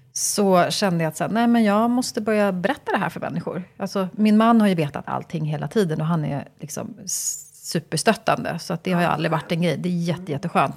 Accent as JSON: {"language": "Swedish", "town": "Stockholm", "region": "Stockholm County", "country": "Sweden", "tie": "born or raised there", "said": "jag är född och uppvuxen i Stockholm"}